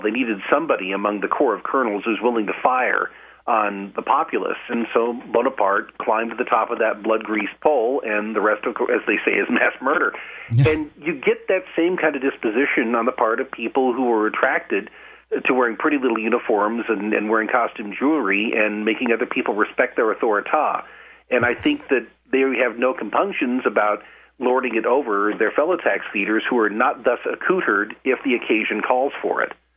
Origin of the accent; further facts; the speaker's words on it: Idaho, United States; moved away as an adult; also born or lived in Wisconsin; We moved back to my home state of Wisconsin, or from Wisconsin to my home state of, of, of Idaho in 2005.